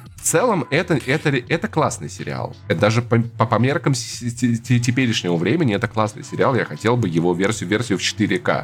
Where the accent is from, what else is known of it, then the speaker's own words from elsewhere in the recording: Russia; Мы выросли в России